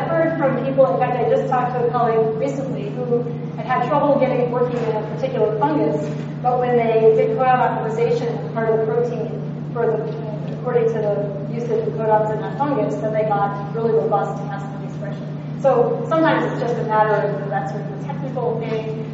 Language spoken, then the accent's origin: English; Hawaii, United States; now in California, United States; Hawaii, which was great, back to my hometown